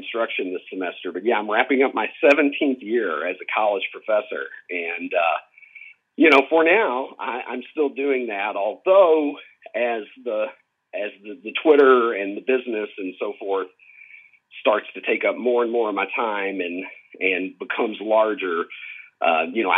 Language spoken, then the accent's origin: English; Horse Cave, Kentucky, United States; I am from the metropolis of Horse Cave, Kentucky